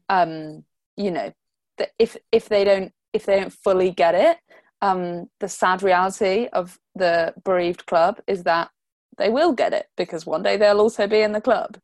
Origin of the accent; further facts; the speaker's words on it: United Kingdom; we're like British